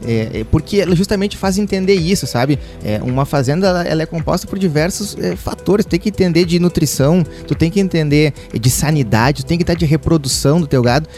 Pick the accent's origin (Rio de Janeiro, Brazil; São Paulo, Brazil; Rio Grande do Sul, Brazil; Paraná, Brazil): Rio Grande do Sul, Brazil; Guaíba; eu sou gaúcho, natural de, é, do município de Guaíba